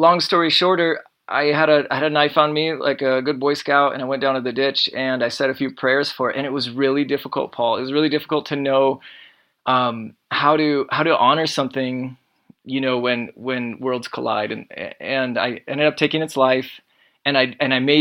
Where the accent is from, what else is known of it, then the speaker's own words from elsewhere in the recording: Iowa, United States; I grew up in Iowa.